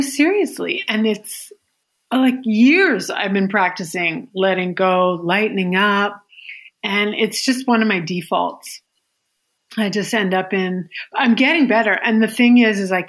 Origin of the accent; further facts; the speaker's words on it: Yukon, Canada; I'm from the Yukon